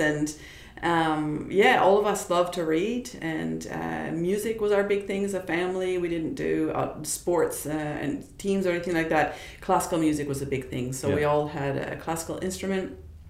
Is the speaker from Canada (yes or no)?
yes; Edmonton, Alberta, Canada; moved away as an adult; also born or lived in Germany / Waterloo, Ontario; now in Australia; I grew up in Alberta, and so this cabin that I speak of was in British Columbia. It was a 13-hour drive from where we lived in Edmonton, Alberta.